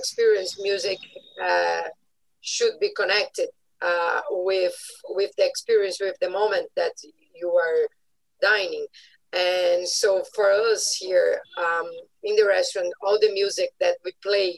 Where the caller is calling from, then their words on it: Curitiba, Paraná, Brazil; I'm calling from Brazil, from South Brazil, Curitiba